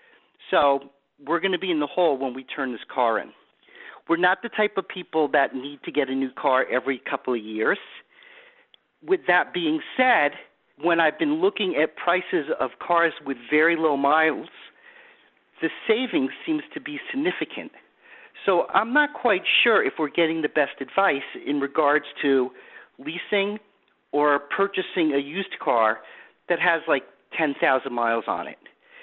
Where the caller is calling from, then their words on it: Boca Raton, Florida, United States; I'm calling from Boca Raton, Florida.